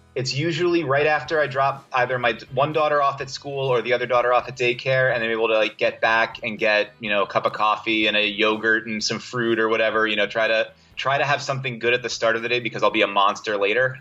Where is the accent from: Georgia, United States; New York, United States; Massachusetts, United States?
New York, United States; New York City; also born or lived in Brooklyn, New York / Boston; I was born in Brooklyn, New York. Grew up in Staten Island, New York